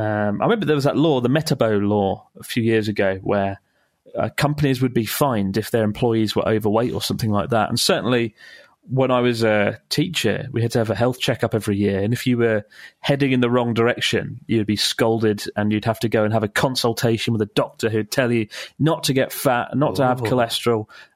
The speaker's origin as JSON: {"language": "English", "country": "Italy", "second_language": "English", "moved": "as an adult", "lives_now": "Gloucester, United Kingdom", "said": "It's … from Gloucester, but I'm originally from Italy. I moved here 3 years ago to work in the brewing industry."}